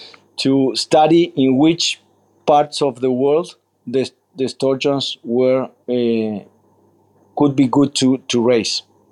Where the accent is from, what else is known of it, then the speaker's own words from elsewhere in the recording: Uruguay; English is a second language; I'm from Uruguay, from Caviar Polanco.